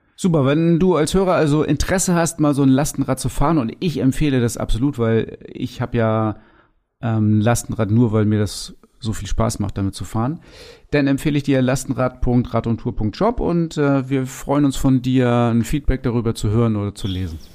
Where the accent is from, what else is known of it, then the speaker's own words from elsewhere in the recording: Lower Saxony, Germany; also born or lived in Cuxhaven; Bei uns in Niedersachsen